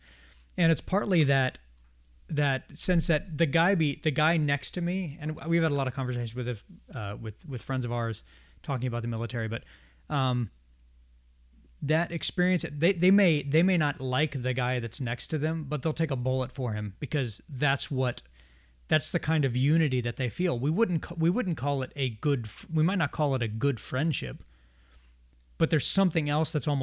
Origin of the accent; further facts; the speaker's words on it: United States; If I'm an American, which I am